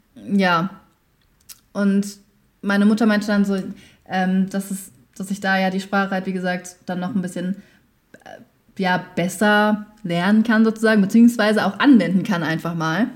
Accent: Germany; also born or lived in Vietnam; ich wohne in Deutschland, ich lebe in Deutschland, also ich, das ist so meine Heimat

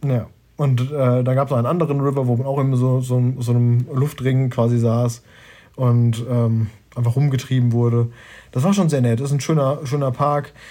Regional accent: Germany; ich als Deutscher

